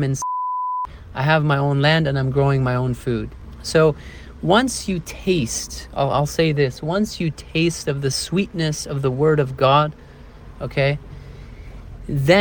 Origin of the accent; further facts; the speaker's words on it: Toronto, Ontario, Canada; moved away as an adult; now in Portugal; I grew up in Canada, right? Toronto, the city